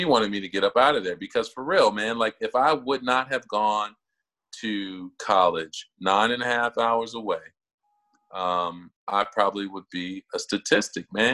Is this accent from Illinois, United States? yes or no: yes; Chicago, Illinois, United States; now in Cincinnati, United States; I grew up on the south side of Chicago in a neighborhood called Jeffrey Manor